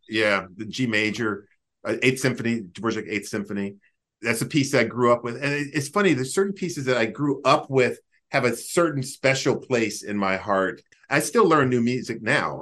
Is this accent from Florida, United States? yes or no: no; Greensboro, North Carolina, United States; moved away; to be in my hometown